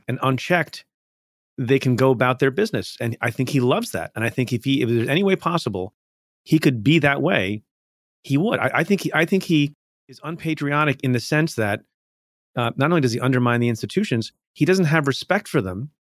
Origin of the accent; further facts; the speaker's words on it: India; now in United States; I was born in India, came to the United States.